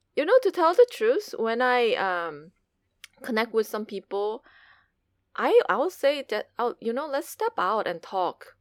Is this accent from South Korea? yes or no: yes; South Korea; now in United States; growing up in Korea